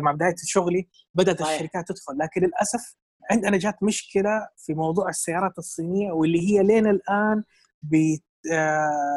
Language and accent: Arabic; Saudi Arabia; عندنا في السعوديه